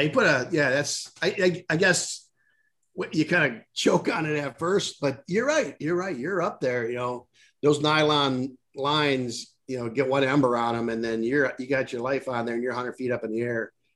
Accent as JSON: {"language": "English", "region": "Michigan", "country": "United States", "tie": "born or raised there", "said": "I I born and raised in Michigan. I know the Midwest like the back of my hand"}